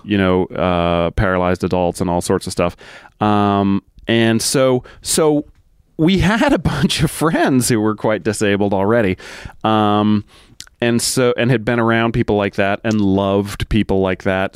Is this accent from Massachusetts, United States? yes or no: yes; Massachusetts, United States; moved away as an adult; I grew up in Massachusetts